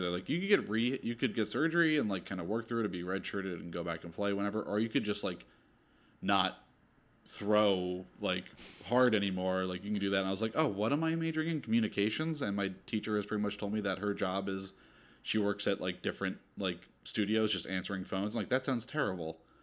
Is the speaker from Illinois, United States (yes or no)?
no; New Jersey, United States; moved away as an adult; also born or lived in Philadelphia, Pennsylvania; I'm from South Jersey, and I grew up going to Philly 'cause my dad was born and raised there.